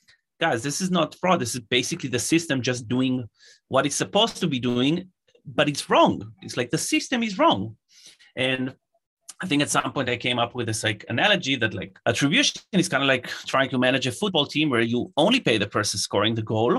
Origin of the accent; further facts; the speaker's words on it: Israel; I'm originally from Israel